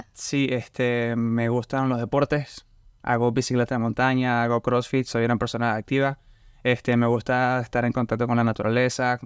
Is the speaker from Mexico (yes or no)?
no; Barcelona, Anzoátegui, Venezuela; moved away as an adult; now in Lafayette, United States; Yo soy de Barcelona, yo estoy cerca de la playa